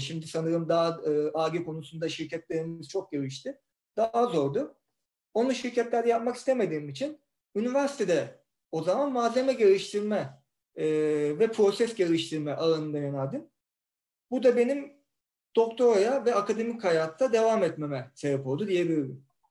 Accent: Istanbul, Turkey; ben zaten ben İstanbulluyum, İstanbul'daydım

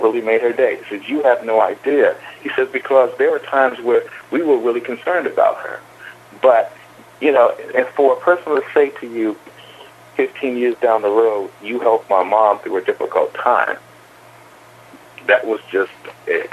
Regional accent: Kinston, North Carolina, United States; I was born in North Carolina. I was born in Kinston

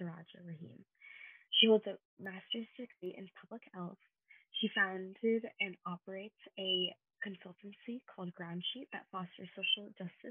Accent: Hillsborough, New Jersey, United States; I'm from Hillsborough, New Jersey

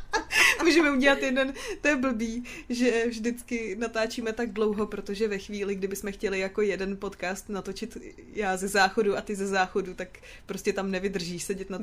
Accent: Prague, Czechia; já jsem Pražák, co má jako Brno rád

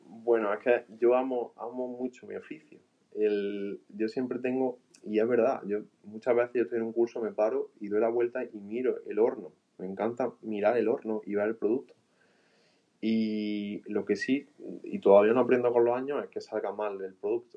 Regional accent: Andalusia, Spain; soy de Andalucía

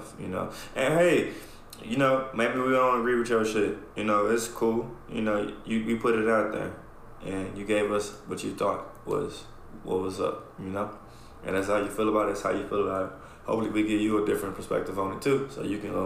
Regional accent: Dallas, Texas, United States; I grew up in Oak Cliff.

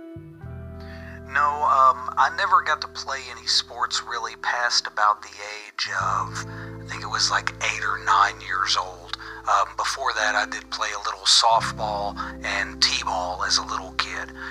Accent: Kemp, Texas, United States; now in Stockholm, Sweden; my hometown is a small town just outside of Dallas, Texas, called Kemp. I currently live in Stockholm, Sweden, though

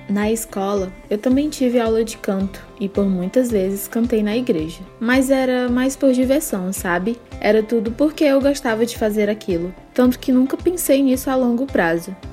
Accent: Parnaíba, Piauí, Brazil; born there; Até hoje tenho contato com os vizinhos de infância, tanto os daqui quanto os do interior onde nasci em Parnaíba, Piauí.

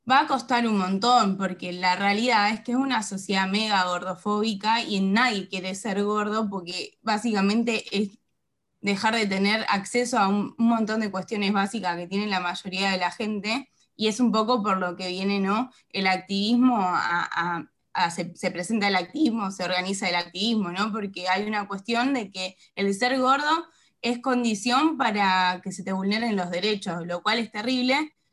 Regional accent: Mar del Plata, Buenos Aires Province, Argentina; eh, soy de Mar del Plata

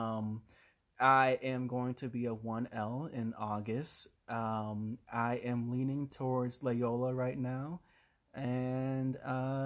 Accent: Illinois, United States; I was born in Illinois, raised in Illinois

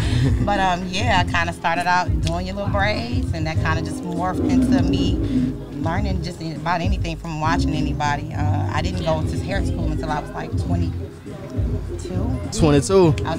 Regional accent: Detroit, Michigan, United States; now in Huntsville, United States; I'm originally from Detroit.

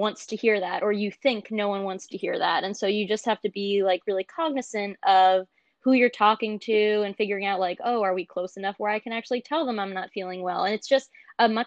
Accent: Boston, Massachusetts, United States; I'm 22 years old. I am from Boston, Massachusetts.

